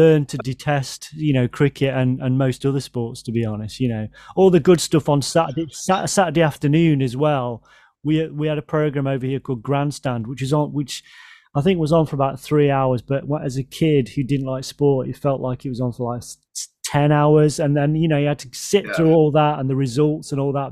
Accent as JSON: {"language": "English", "region": "England", "country": "United Kingdom", "said": "I'm an Englishman"}